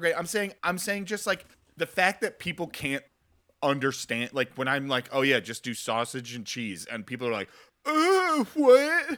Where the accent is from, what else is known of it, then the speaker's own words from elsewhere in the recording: tri-state area, United States; I grew up in the tri-state area, so it's effectively pretty New York